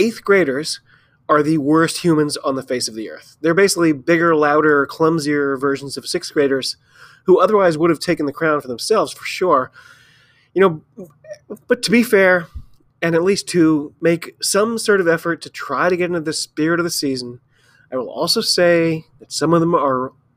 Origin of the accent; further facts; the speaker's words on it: United States; I'm an American